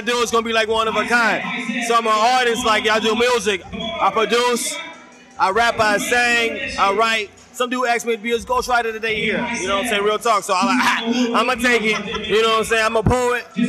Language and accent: English; Charlotte, North Carolina, United States; accent: country; now in San Diego, United States; I'm from Charlotte, North Carolina